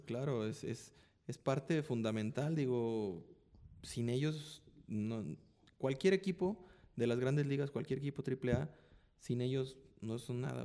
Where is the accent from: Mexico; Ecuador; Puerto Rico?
Mexico; yo soy de México. Me queda seis horas de aquí de Guadalajara a mi casa.